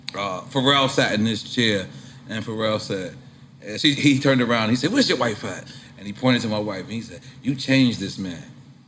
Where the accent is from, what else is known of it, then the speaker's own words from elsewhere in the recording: Australia; I'm Australian too. Yeah. And Irish. I'm exactly what you are.